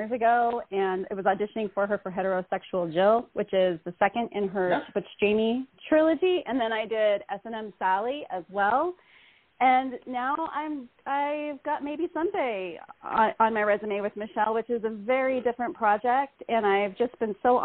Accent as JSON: {"language": "English", "region": "Utah", "country": "United States", "tie": "born or raised there", "also_born_or_lived": "Bakersfield, California", "said": "I went to Utah when I was 7 and finished out much of all of my childhood there."}